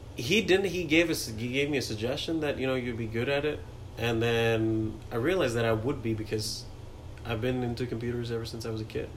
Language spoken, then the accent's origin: English; New Delhi, Delhi, India; first language Hindi; English is a second language; moved away as an adult; also born or lived in Agra, India; now in United States; New Delhi is where I grew up, but I was born in Agra, which is where the Taj Mahal is.